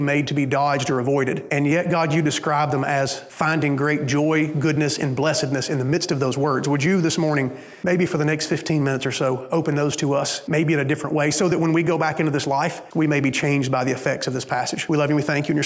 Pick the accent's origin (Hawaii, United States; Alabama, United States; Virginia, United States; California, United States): Alabama, United States; moved away; I'm from Alabama. And when you live in Alabama